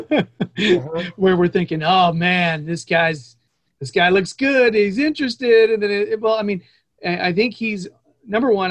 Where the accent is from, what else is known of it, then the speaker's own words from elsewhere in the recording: United States; being an American